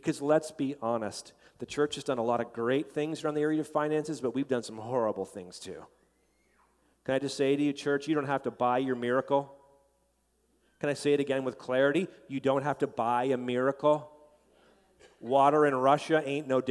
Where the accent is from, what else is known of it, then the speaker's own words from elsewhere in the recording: Canada; as a Canadian